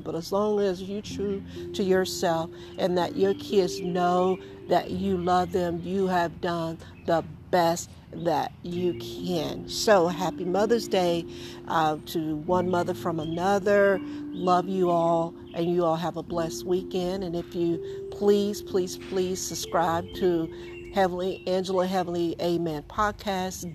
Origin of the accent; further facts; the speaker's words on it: the South, United States; I grew up in the South